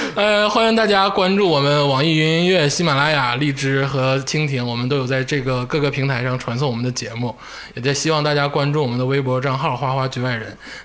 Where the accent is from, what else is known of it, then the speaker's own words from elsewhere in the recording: Northeast China, China; 咱们作为东北人认命了。我爱我的故土